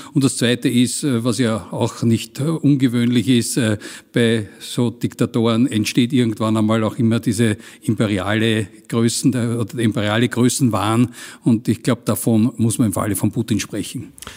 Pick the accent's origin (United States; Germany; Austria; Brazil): Austria; als Österreicher